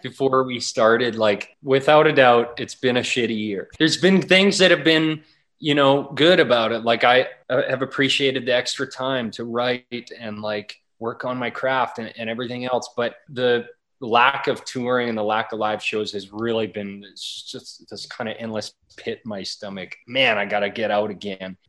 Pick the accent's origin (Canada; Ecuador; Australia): Canada; Wainwright, Alberta; I grew up in Wainwright, Alberta, in the prairies, and grew up out in the country and kind of a farming community.